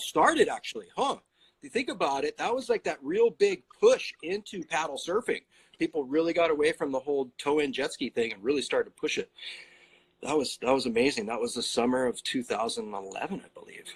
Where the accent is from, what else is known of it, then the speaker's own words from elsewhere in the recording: Kailua, Hawaii, United States; I grew up in Kailua